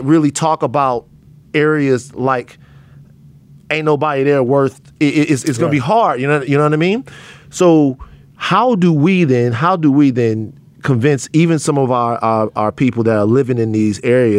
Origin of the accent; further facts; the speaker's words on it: Baton Rouge, Louisiana, United States; now in Los Angeles, United States; I'm from South Baton Rouge, Louisiana